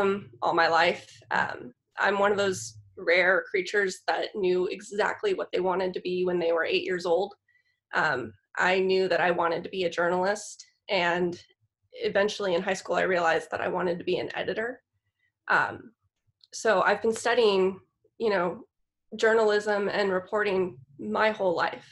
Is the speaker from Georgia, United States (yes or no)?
no; Los Angeles, California, United States; accent: Valley girl; moved away as an adult; now in Sonoma, United States; Born and raised down in the San Fernando Valley.